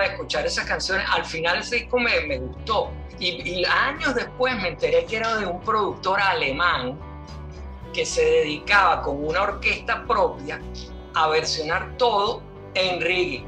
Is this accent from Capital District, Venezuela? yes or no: yes; Caracas, Capital District, Venezuela; moved away as an adult; now in Spain; Yo eh, nací y crecí, eh, viví en Altamira, Altamira Sur, para ser más preciso, eh, toda mi niñez y adolescencia